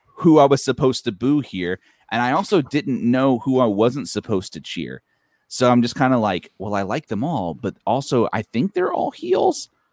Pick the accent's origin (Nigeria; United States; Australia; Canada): United States; Texas; our home state